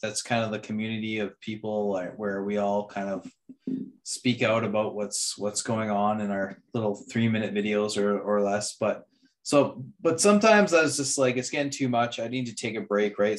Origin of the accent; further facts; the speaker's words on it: Canada; as a Canadian